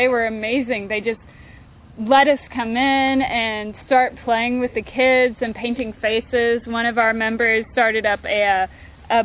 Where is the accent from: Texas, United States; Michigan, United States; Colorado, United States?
Texas, United States; Austin; I'm from Austin, Texas, and there's still a boom down there.